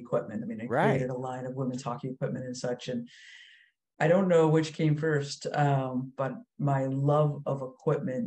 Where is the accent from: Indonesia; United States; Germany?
United States; Acton, Massachusetts; we grew up in Acton